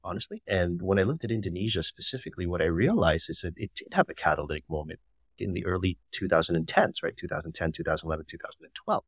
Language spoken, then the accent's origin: English; Canada; moved away as an adult; also born or lived in United States; now in Philippines; Even though ethnically I'm Filipino and my parents are Filipino, I actually grew up in Canada